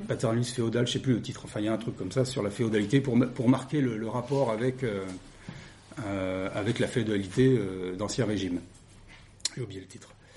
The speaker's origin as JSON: {"language": "French", "town": "Le Creusot", "region": "Bourgogne-Franche-Comté", "country": "France", "said": "Je suis originaire du Creusot"}